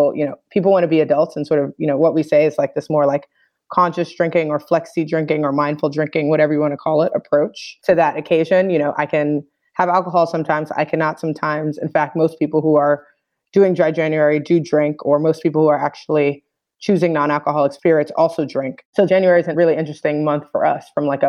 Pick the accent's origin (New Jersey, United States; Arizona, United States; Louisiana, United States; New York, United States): New York, United States; New York City; moved away; also born or lived in United Kingdom; I grew up in the Bronx in New York